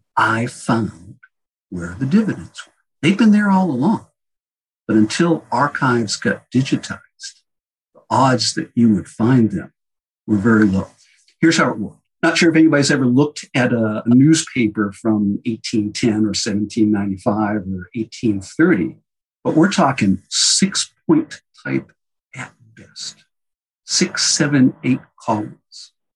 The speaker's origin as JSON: {"language": "English", "area": "outside of Boston", "region": "Massachusetts", "country": "United States", "tie": "born or raised there", "said": "I grew up outside of Boston"}